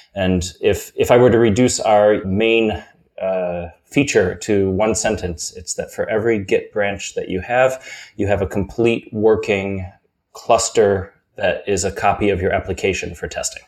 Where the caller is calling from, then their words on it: Cologne, North Rhine-Westphalia, Germany; And I'm calling from the now dark city of Cologne, where I'm at our brand new WeWork.